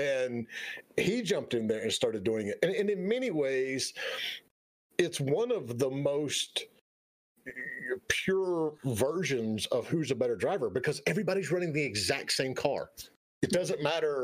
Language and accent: English; North Carolina, United States; I grew up in North Carolina. I mean, Richard Petty's shop was 20 minutes from my house